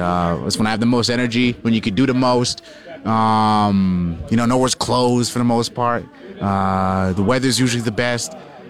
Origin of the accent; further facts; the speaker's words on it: Hamilton, Toronto, Ontario, Canada; moved away; also born or lived in Jamaica (heritage); going back home, sort of like Hamilton, Toronto, to see my family and friends